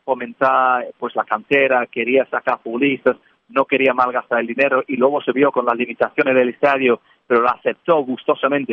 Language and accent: Spanish; England, United Kingdom; now in Spain; siendo inglés en España